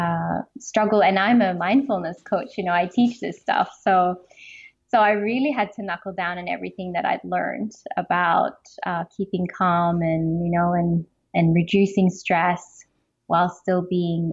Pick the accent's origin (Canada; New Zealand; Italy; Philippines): Philippines; moved away as an adult; also born or lived in Melbourne, Australia; I grew up in the Philippines